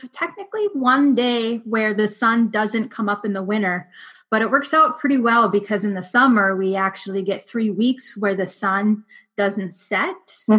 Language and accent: English; northern Minnesota, United States; now in Alaska, United States; growing up in Minnesota, northern Minnesota does have some dog races.